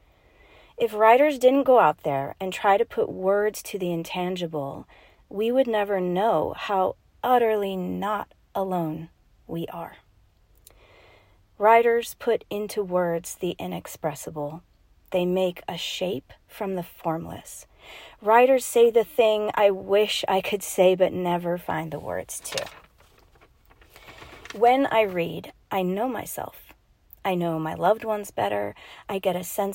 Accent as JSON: {"language": "English", "region": "Rocky Mountains in Colorado", "country": "United States", "said": "I am from the Rocky Mountains in Colorado."}